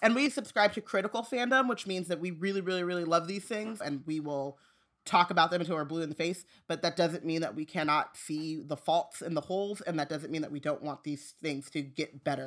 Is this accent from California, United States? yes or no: yes; Southern California, United States; I grew up in Southern California